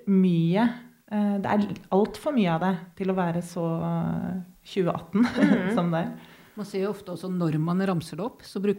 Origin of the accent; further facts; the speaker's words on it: Norway; Jeg er norsk.